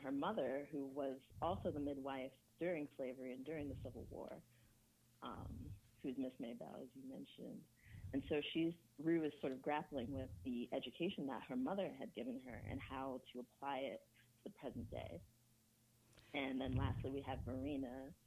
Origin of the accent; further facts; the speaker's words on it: United States; also born or lived in England / Ghana; I was born in England, grew up in America. My parents are from Ghana